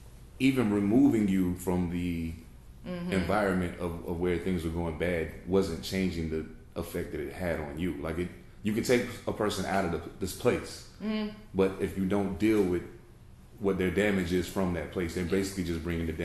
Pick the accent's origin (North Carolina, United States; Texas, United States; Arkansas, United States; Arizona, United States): North Carolina, United States; North Carolina.